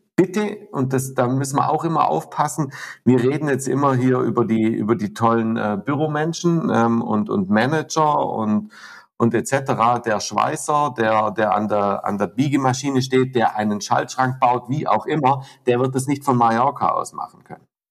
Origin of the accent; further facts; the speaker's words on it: Southern Germany, Germany; also born or lived in Lake Constance; bei uns in Süddeutschland